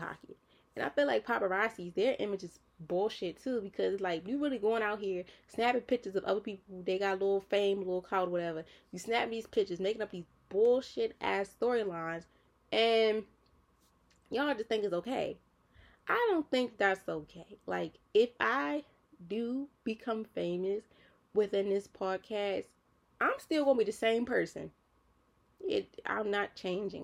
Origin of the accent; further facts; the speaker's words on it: Baltimore, Maryland, United States; I'm a city girl. Like, I'm from Baltimore City